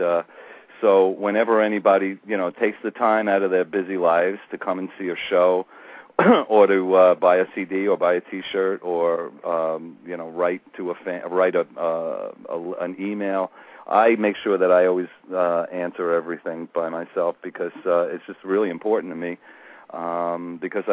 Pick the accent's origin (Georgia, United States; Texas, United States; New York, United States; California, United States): New York, United States; New York City; I grew up on Staten Island